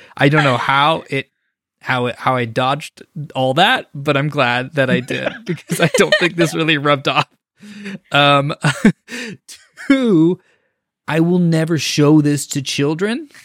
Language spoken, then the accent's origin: English; Bay Area, California, United States; in my hometown, there's a spot where it's actually the first flight in the United States of America